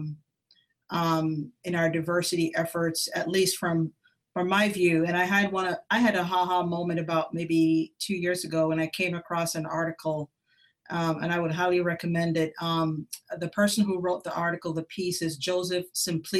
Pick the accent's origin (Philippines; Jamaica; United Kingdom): Jamaica; also born or lived in Columbus, Ohio; now in Texas, United States; So I'm Jamaican American. I grew up in Jamaica, emigrated to the United States in 1980